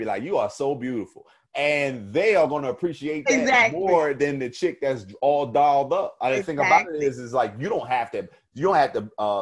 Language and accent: English; New Jersey, United States; I was from Jersey. I had an accent